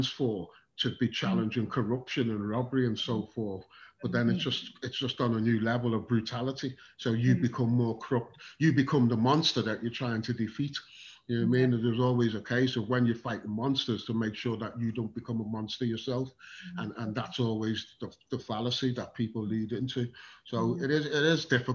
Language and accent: English; England, United Kingdom; I was born in England